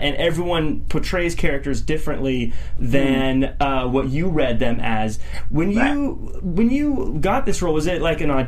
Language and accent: English; Tacoma, Washington, United States; moved away; I'm originally from Tacoma